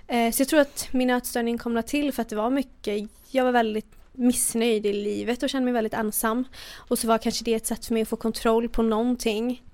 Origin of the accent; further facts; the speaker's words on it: Borås, Västra Götaland, Sweden; also born or lived in United States; Jag är uppväxt i Borås, sen bodde jag i USA i två och ett halvt år.